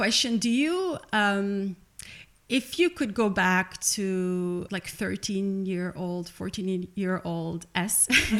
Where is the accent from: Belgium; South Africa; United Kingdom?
Belgium; I'm from Belgium